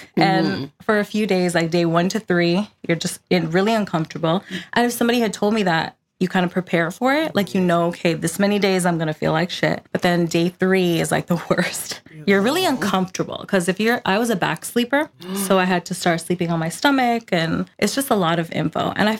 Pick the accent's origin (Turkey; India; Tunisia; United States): India; I think it's part of our culture because I'm Indian.